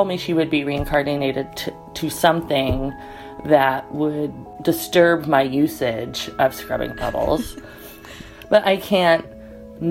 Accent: Utah, United States; also born or lived in Denali National Park, Alaska; now in Alaska, United States; I currently live in Denali National Park, Alaska, but I'm originally from Utah.

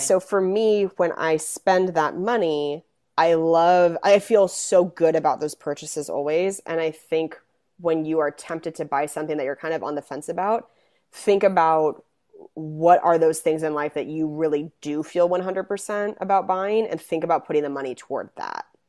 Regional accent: Spokane, Washington, United States; also born or lived in Seattle; I'm from Spokane

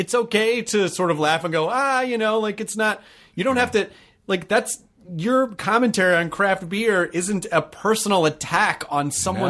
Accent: Tennessee, United States; I'm from Tennessee.

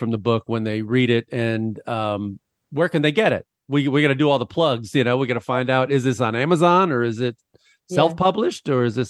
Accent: Midwest, United States; now in Los Angeles, United States; I grew up in the Midwest with no mountains

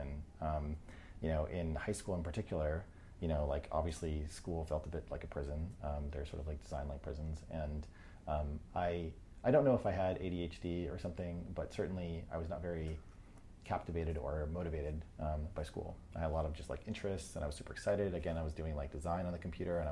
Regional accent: New Hampshire, United States; I grew up in New Hampshire

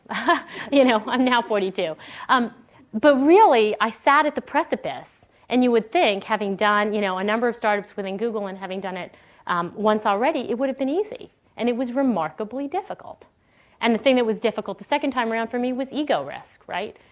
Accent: Canada; moved away as an adult; now in Silicon Valley, United States; I grew up in Canada, uh, went to school in Canada

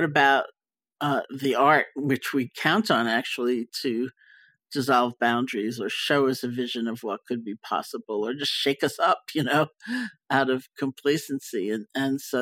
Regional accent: New York, United States; also born or lived in Barre; I was growing up in Washington Heights

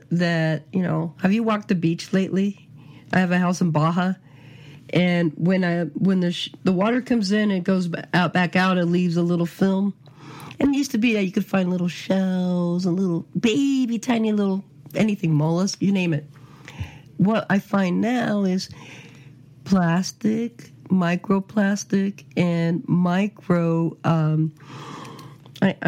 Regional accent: California, United States; now in Phoenix, United States; I'm a Californian

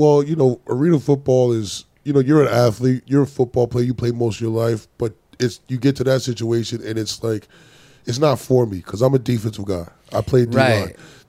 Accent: Charlotte, North Carolina, United States

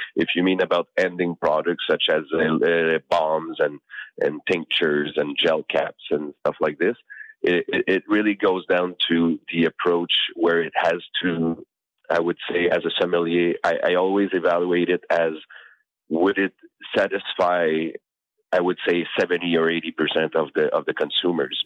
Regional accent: Canada; I'm Canadian

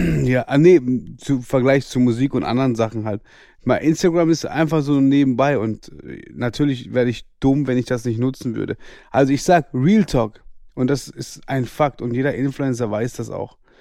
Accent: Karlsruhe, Baden-Württemberg, Germany; ich bin 1992 geboren in Karlsruhe.

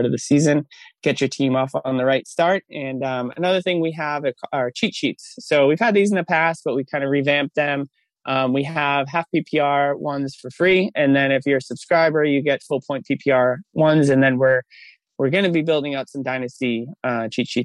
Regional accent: Massachusetts, United States; moved away as an adult; now in Bay Area, United States; I'm from Massachusetts. We live in the Bay Area now

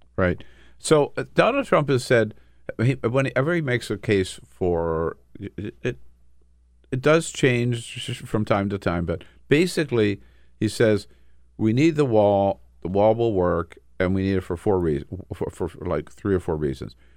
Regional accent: Los Angeles, California, United States; born or raised there; now in Washington, D.C., United States

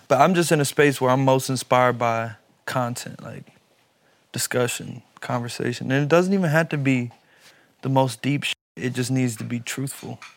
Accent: Louisville, Kentucky, United States; I'm from Louisville, Kentucky

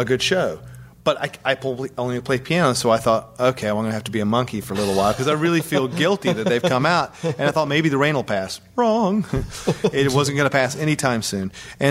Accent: the South, United States; I'm from the South

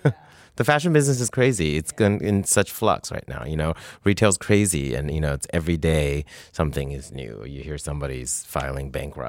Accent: Canada; And I'm Canadian, and I have a lot of friends in Toronto

